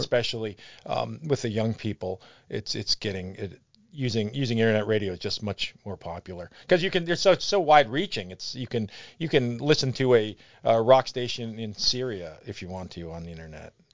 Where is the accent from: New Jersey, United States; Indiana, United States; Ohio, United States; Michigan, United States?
Ohio, United States; Brunswick; I grew up in Brunswick